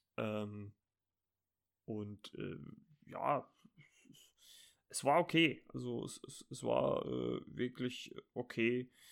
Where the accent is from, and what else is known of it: Germany